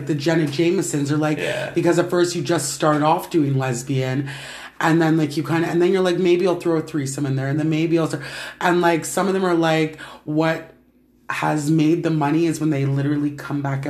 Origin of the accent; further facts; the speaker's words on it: Canada; I'm Canadian